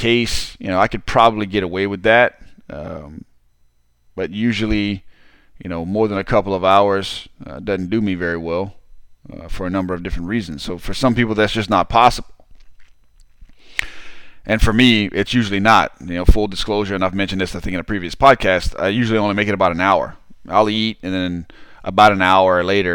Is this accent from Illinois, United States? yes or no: no; Southern Louisiana, United States; I'm from Southern Louisiana